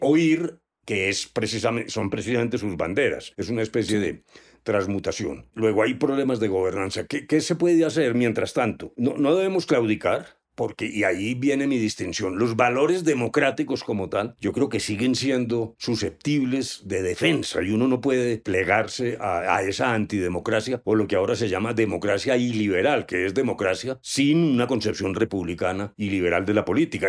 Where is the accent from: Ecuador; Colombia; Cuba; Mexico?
Colombia